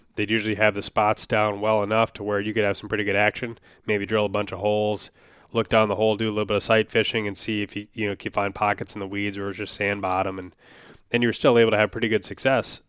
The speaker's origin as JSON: {"language": "English", "region": "Wisconsin", "country": "United States", "tie": "born or raised there", "moved": "yes", "lives_now": "Minnesota, United States", "said": "I grew up in Wisconsin for at least a lot of my memorable childhood. You know, I lived in a couple places I was very young"}